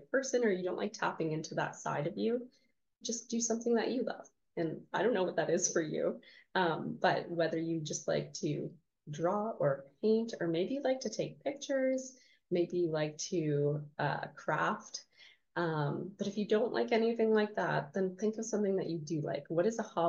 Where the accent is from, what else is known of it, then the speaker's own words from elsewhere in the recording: Canada; I'm Canadian